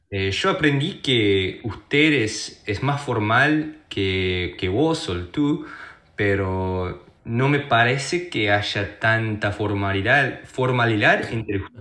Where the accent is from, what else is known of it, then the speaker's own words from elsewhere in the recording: Japan; Spanish is a second language; y llevo un año y con nueve meses estudiando español.